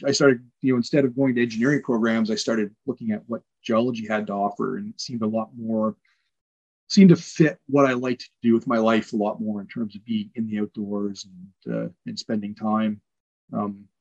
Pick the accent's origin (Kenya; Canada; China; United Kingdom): Canada; Ontario; also born or lived in Newfoundland; I was in high school in Ontario. I grew up in Ontario